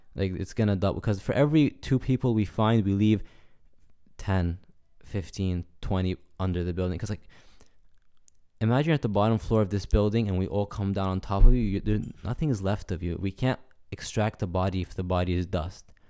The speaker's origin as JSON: {"language": "English", "country": "United States", "said": "I'm American"}